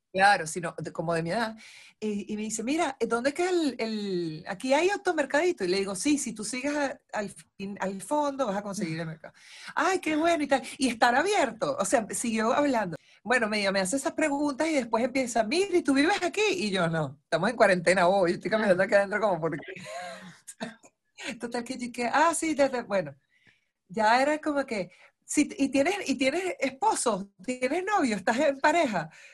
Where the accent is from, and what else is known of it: Venezuela; moved away as an adult; now in Argentina